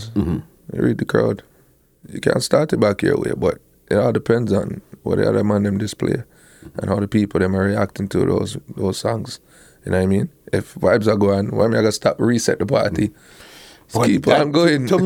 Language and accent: English; Toronto, Ontario, Canada; He's the man from New York, but I am the man from Toronto.